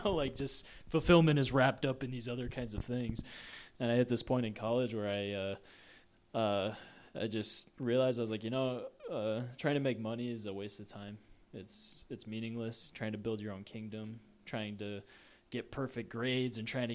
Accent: Minnesota, United States; also born or lived in Oklahoma; I was born in Minnesota. My parents moved to Oklahoma. They were there for 5 years and then moved back

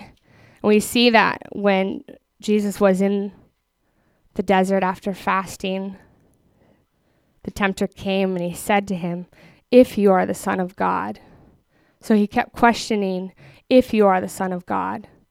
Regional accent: Minneapolis, Minnesota, United States; moved away as an adult; now in Texas, United States; I grew up in Minneapolis

